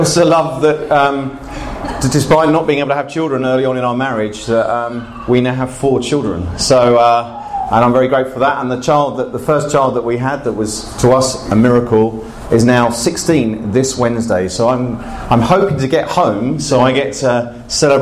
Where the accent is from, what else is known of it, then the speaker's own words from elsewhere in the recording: Bognor Regis, South East England, United Kingdom; I grew up in England, actually in a place called Bognor Regis